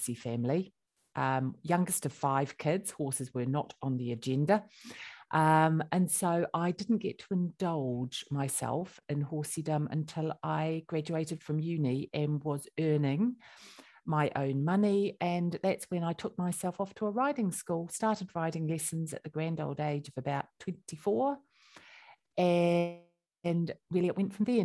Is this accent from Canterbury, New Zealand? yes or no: yes; Christchurch, Canterbury, New Zealand; moved away as an adult; now in United Kingdom; I come from Christchurch, so by the sea.